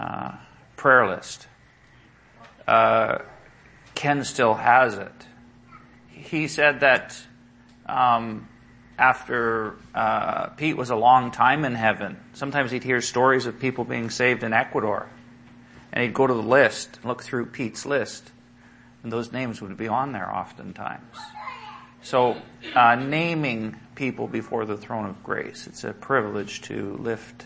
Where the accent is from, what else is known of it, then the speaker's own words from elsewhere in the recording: Salmon Arm, British Columbia, Canada; My family, we're from Salmon Arm, or from British Columbia, but my family was from Salmon Arm. It's a small town, 4 hours, 5 hours north of Vancouver.